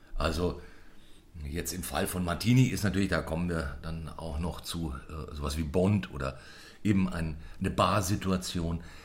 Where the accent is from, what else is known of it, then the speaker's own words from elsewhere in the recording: Munich, Bavaria, Germany; als Münchner